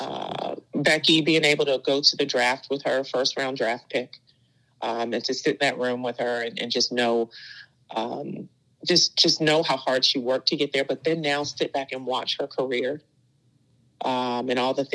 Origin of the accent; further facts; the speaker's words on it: Maryland, United States; moved away as an adult; also born or lived in Florida; now in Delaware, United States; I'm from Maryland, came home